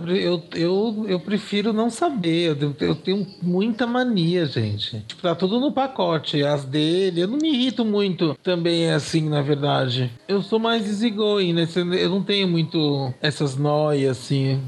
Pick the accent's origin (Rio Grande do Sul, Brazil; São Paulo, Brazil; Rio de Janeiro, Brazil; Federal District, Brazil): São Paulo, Brazil; also born or lived in Balneário Camboriú; now in Jaraguá do Sul, Brazil; eu nasci na Frei Caneca com a Paulista, né, na maternidade de São Paulo. Eu moro em Jaraguá do Sul.